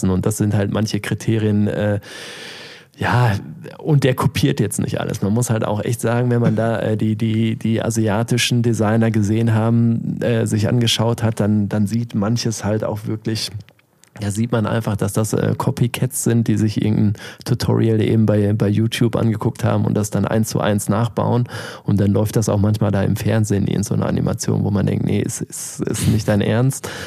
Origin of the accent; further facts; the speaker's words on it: Germany; weil ich als äh, Deutscher sehr irgendwie gefragt war